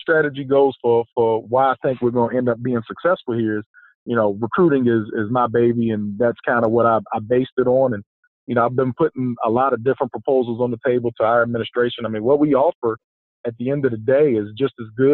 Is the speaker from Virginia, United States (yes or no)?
yes; Lynchburg, Virginia, United States; moved away; also born or lived in Atlanta, Georgia; I'm originally from Atlanta, but I grew up in Lynchburg, Virginia. I went to EC Glass, graduated from Liberty University. So I'm a Virginia guy